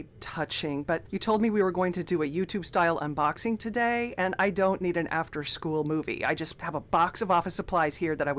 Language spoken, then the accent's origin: English; Orlando, Florida, United States; born or raised there